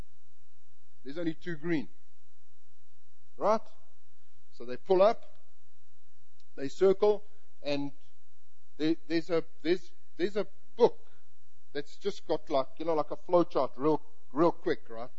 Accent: South Africa; moved away; we're both South African, I'm from the English part and culture

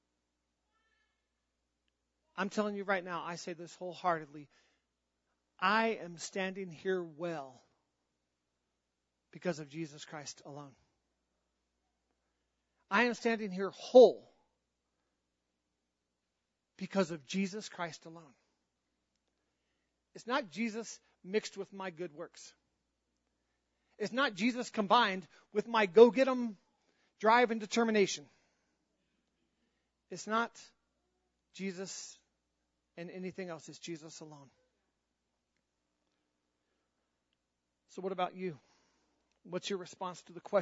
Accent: North Carolina, United States; I was born in North Carolina

